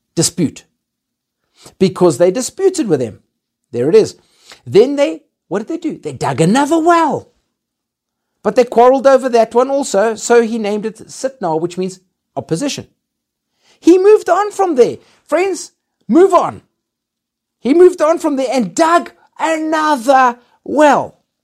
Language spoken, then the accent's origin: English; Zimbabwe; now in Johannesburg, South Africa; I was born in Zimbabwe